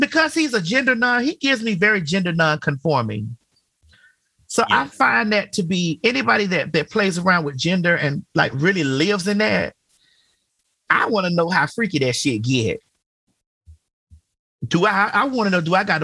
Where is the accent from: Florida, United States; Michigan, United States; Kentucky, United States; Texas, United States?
Florida, United States; Miami; I'm from Miami